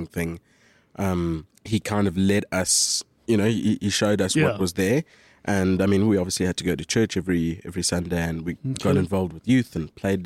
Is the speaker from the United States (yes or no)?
no; Port Elizabeth, Eastern Cape, South Africa; also born or lived in Johannesburg; Born Johannesburg, spent a couple of years in mostly the Eastern Cape, traveling around little towns there, but primarily PE.